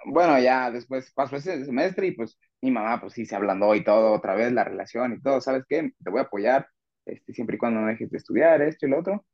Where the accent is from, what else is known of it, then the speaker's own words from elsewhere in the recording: Zacatecas, Mexico; now in León, Mexico; soy de Zacatecas.